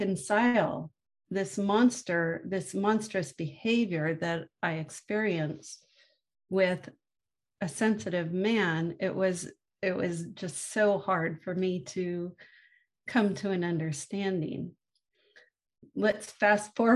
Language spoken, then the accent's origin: English; San Francisco, California, United States; I was born in San Francisco in the mid-1960s and lived in the Haight-Ashbury district